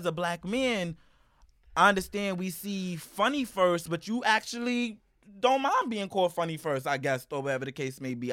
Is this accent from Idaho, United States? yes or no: no; New York City, New York, United States; growing up in East New York